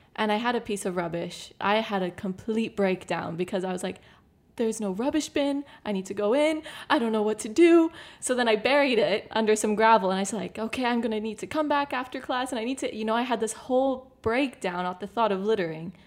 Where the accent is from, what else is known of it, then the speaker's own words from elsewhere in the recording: Canada; moved away as an adult; now in Malta; I grew up in Canada